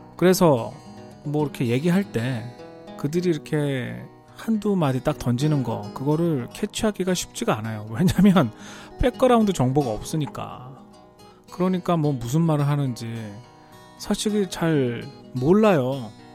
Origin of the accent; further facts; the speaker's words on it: Seoul, South Korea; moved away as an adult; now in United States; 저는 뭐 한국에서 서울에서 자랐기 때문에